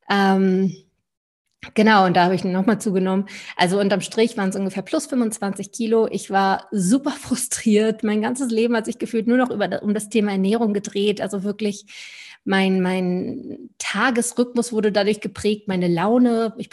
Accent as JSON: {"language": "German", "town": "Lübeck", "region": "Schleswig-Holstein", "country": "Germany", "also_born_or_lived": "Stuttgart", "said": "Also bin ich einmal vom ganz aus dem Norden, wo ich herkomme, von der Ostsee aus Lübeck komme ich"}